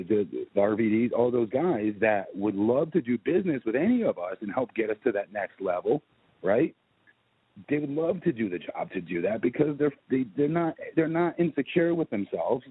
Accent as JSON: {"language": "English", "town": "Orlando", "region": "Florida", "country": "United States", "said": "I'm from Orlando"}